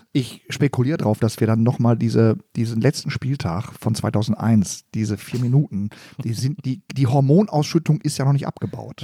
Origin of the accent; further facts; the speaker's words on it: Gelsenkirchen, North Rhine-Westphalia, Germany; ich komme aus dem Stadtteil gegenüber vom Stadion. Es gibt ja, einen Stadtteil, der heißt Schalke